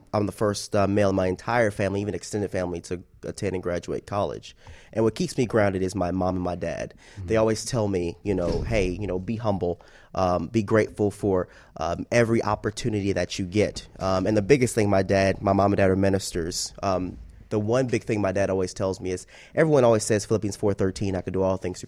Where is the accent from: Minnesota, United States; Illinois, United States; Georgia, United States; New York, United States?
Georgia, United States; Atlanta; moved away as an adult; also born or lived in Fayetteville, Georgia / Montgomery, Alabama; now in Miami, United States; I'm from Atlanta